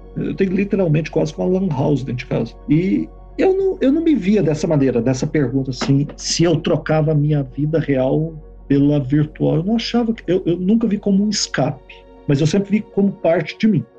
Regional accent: Belo Horizonte, Minas Gerais, Brazil; also born or lived in São Paulo; now in Canada; Eu sou de Minas, de Belo Horizonte. Depois, posteriormente, mudei para São Paulo e agora Canadá.

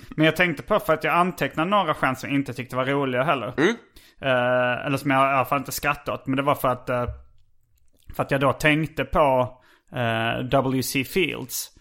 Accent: Sweden; oss riktiga svenskar

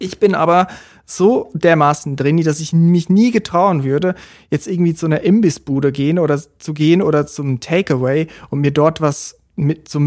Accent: Switzerland; now in Germany; Und damals habe ich noch in der Schweiz gelebt. Ich bin ja Schweizer. Und der Sprung nach Deutschland, das ist natürlich ein Riesensprung

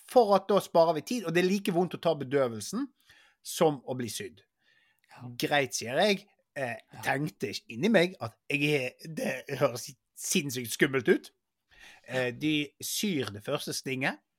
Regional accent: Bergen, Vestland, Norway; Jeg er fra Bergen.

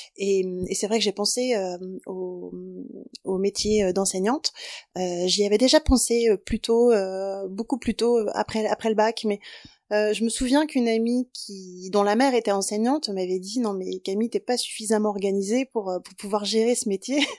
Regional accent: Brittany, France; je viens de Bretagne

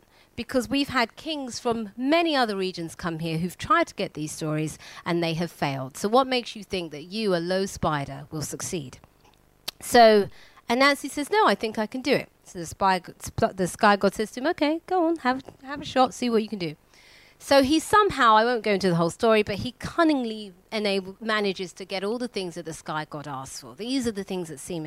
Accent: London, United Kingdom; I was born and raised in East London, but my parents are from Ghana

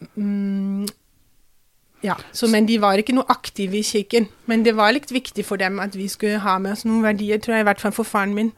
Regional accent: Kaiserslautern, Rhineland-Palatinate, Germany; Norwegian is a second language; now in Drammen, Norway; jeg vokste opp um, ganske langt sør-vest i Tyskland

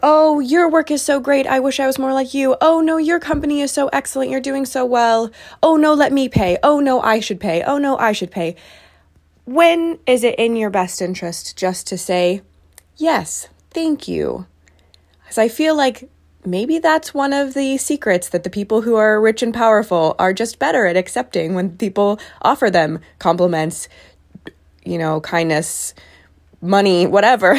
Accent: United States; accent: American; I am American

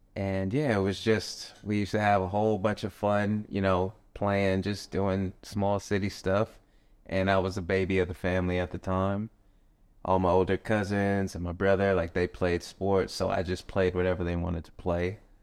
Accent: Tucson, Arizona, United States; moved away; also born or lived in Las Vegas, Nevada; growing up, I'm from Tucson, Arizona

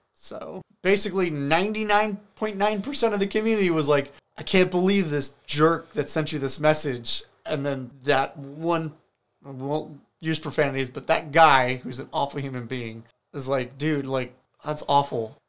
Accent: United States; as an American

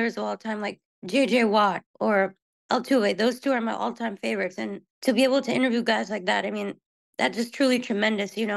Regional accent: Houston, Texas, United States; I was born and raised here in the Houston area

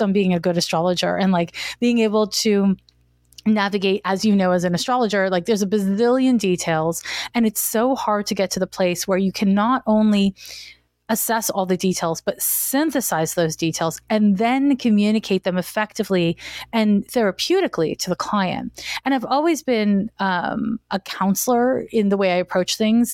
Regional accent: Montreal, Quebec, Canada; moved away as an adult; now in San Francisco, United States; I'm from Montreal, Quebec, and I moved to San Francisco in nineteen ninety-four

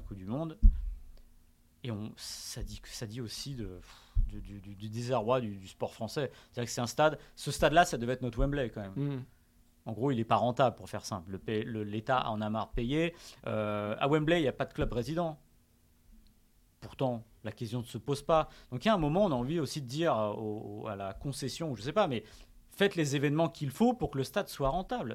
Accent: Hauts-de-Seine, Île-de-France, France; je suis pas parisien, je suis né dans les Hauts-de-Seine, je suis francilien

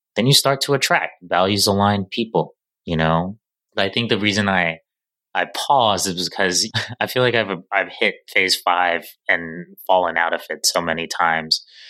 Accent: New York City, New York, United States; as a New Yorker

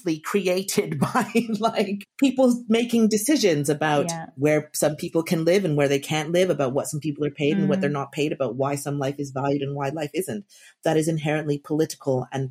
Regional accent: Jamaica; I'm Jamaican

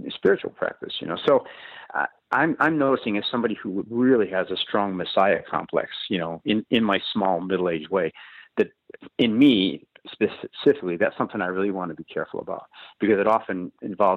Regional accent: Chicago, Illinois, United States; I was raised in Chicago on the South Side

